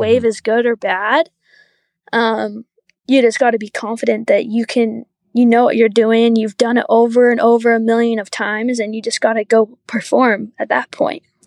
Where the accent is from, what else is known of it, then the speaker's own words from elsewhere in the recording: Huntsville, Utah, United States; I grew up, like, I wanna say an hour north Salt Lake, up in this little valley called Huntsville.